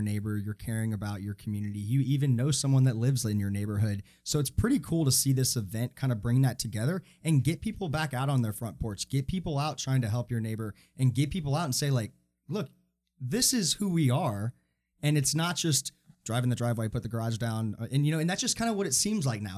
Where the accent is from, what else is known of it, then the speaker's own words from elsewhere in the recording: Atlanta, Georgia, United States; now in Charlotte, United States; I grew up in Atlanta